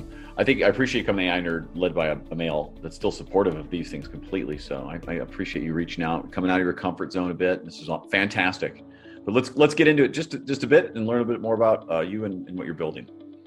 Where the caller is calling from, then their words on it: Atlanta, Georgia, United States; It's cold, you know, here in Atlanta, Geor